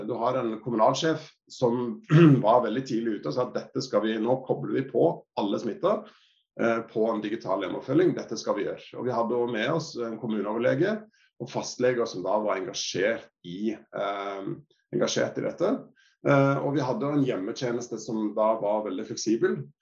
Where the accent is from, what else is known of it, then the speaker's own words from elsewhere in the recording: Sørlandet, Norway; vi er jo fra Sørlandet